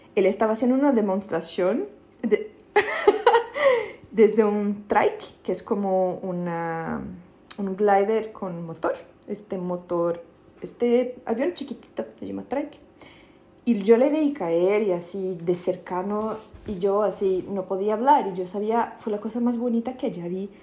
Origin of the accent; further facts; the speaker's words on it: São Paulo, Brazil; Spanish is a second language; moved away as an adult; also born or lived in Mexico / United States; now in Berlin, Germany; en São Paulo de donde soy